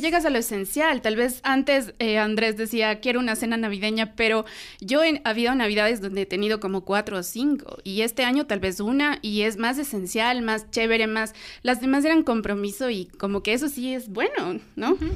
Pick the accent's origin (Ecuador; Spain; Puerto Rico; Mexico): Ecuador; como ecuatorianos